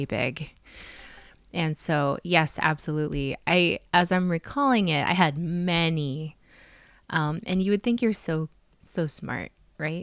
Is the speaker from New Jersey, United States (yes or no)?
no; South Dakota, United States; I'm from South Dakota